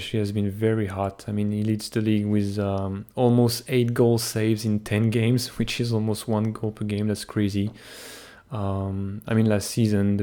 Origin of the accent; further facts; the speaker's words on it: Canada; I'm just Canadian